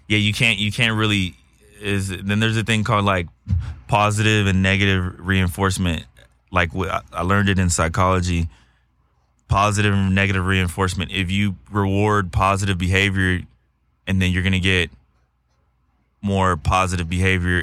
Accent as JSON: {"language": "English", "region": "Texas", "country": "United States", "moved": "yes", "lives_now": "Los Angeles, United States", "said": "I'm from Texas"}